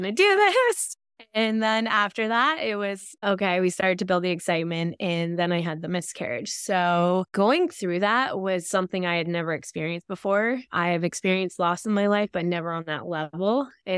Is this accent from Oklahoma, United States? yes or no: no; Vermont, United States; I'm from Northern Vermont, very rural area.